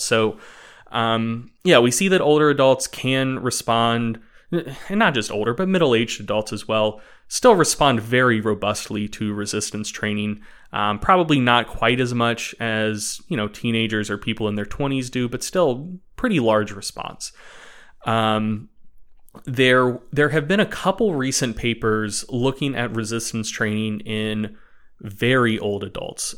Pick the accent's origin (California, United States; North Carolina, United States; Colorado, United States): North Carolina, United States; Knoxville; moved away; I am actually originally from Knoxville, North Carolina